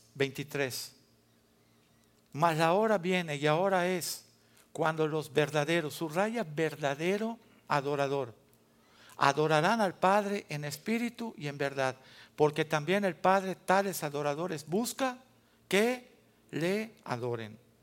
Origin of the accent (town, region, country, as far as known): Mexico